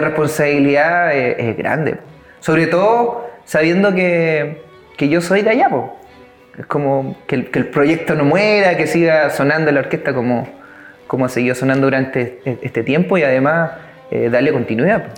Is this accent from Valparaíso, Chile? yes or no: no; Curanilahue, Biobío, Chile; moved away; yo inicié a los 11 años en la, ciudad de Curanilagua, soy oriundo de allá, eh, nací en Curanilagua, mis padres son de allá, siguen viviendo allá.